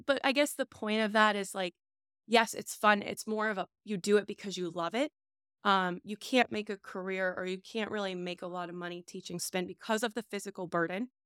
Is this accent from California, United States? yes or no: no; Scott Township, Pennsylvania, United States; also born or lived in South Fayette, Pennsylvania; South Hills. Okay. So, I am, we grew up in Scott Township